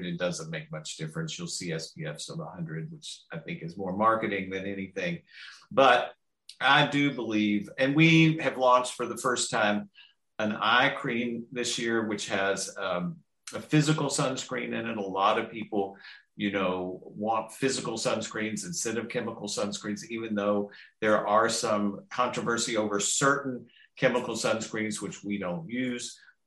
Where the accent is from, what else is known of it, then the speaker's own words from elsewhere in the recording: the South, United States; I grew up fair skinned in the South